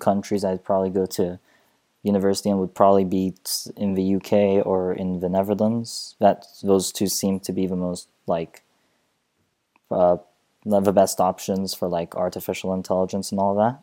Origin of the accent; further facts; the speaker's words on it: Saudi Arabia; first language Arabic; English is a second language; now in Vienna, Austria; go back to Saudi Arabia